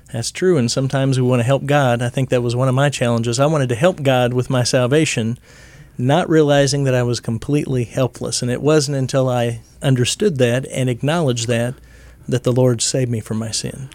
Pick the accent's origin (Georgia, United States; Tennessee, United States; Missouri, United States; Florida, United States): Missouri, United States; I grew up in church in Missouri